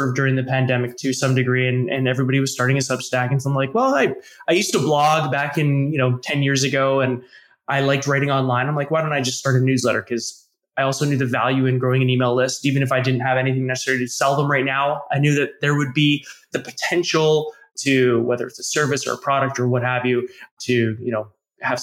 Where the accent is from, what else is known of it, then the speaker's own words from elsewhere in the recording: Canada; accent: Canadian; I'm from Canada, hence my Canadian accent, which I cannot detect, but other people might be able